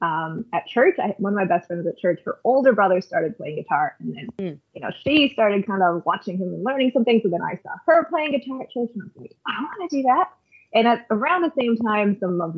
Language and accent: English; Canada; I grew up here in Canada